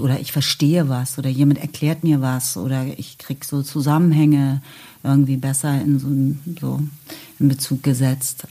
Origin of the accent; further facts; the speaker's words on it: West Germany, Germany; now in Berlin, Germany; ich komme aus dem Westen